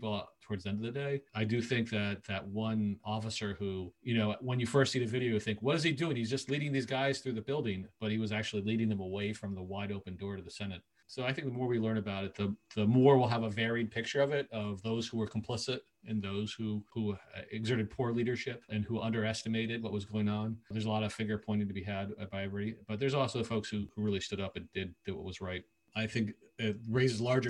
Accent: United States; also born or lived in Washington, D.C.; now in Canada; I'm an American who spent a fair amount of time in D.C.

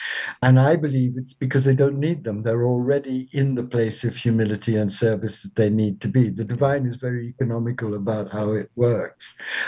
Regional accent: South India, India; born there; I was born of a British mother and a half Indian father. And I was born in South India.

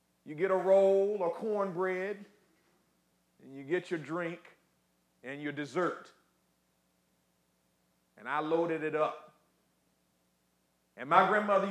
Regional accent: Ocala, Florida, United States; when I was growing up in Florida, Ocala, Florida, the heart of Central Florida

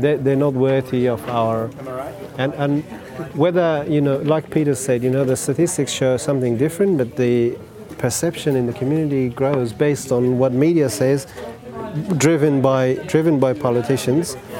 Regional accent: Afghanistan; English is a second language; moved away as an adult; now in Australia; I was born in Afghanistan in 1978

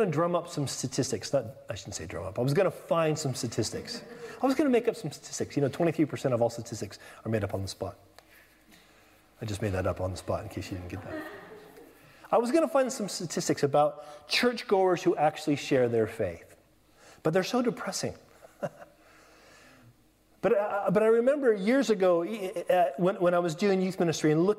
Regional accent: California, United States; moved away as an adult; now in England; I'm from California

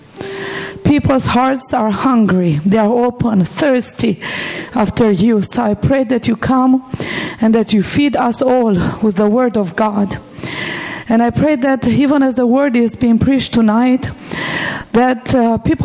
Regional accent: Cluj-Napoca, Transylvania, Romania; I was born and raised in Romania, in the part of Romania, in the western part of Romania that many people know as Transylvania. And we live right in the heart of Transylvania. That's where Cluj is, our city.

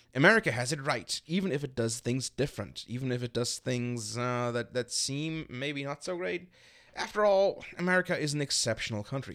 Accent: Berlin, Germany; now in Chicago, United States; I'm from Berlin in Germany

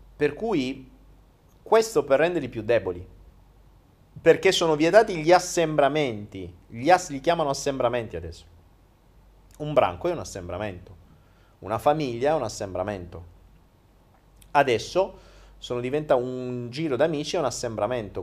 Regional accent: Foggia, Apulia, Italy; moved away as an adult; ho so vissuto 19 anni a Foggia

